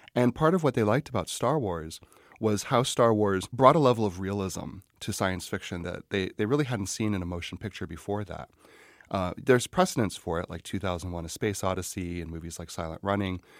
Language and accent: English; Scranton, Pennsylvania, United States; I'm from Scranton, Pennsylvania